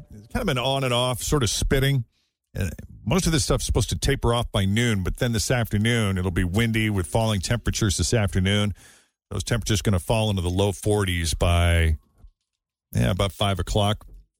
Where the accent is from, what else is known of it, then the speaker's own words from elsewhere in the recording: Boston, Massachusetts, United States; my hometown of Boston